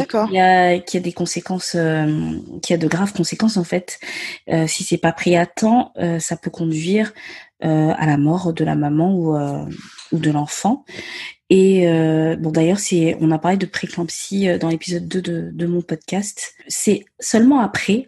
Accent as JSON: {"language": "French", "country": "Gabon", "tie": "born or raised there", "first_language": "Myene", "second_language": "French", "moved": "as an adult", "lives_now": "France", "said": "je suis née et j'ai grandi au Gabon. Euh, je suis venue m'installer en France à mes dix-huit ans pour mes études supérieures"}